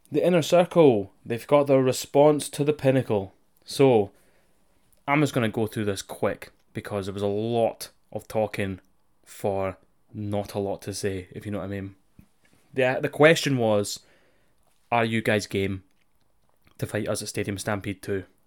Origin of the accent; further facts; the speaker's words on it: United Kingdom; on this side of the pond